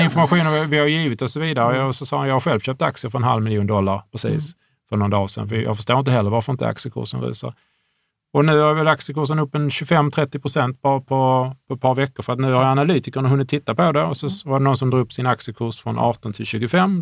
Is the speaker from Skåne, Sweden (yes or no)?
yes; Hörby, Skåne, Sweden; Jag är från Hörby, jag är från en enkel